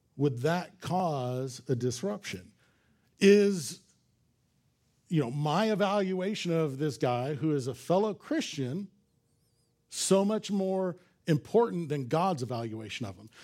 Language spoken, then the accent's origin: English; Los Angeles, California, United States; I grew up in Los Angeles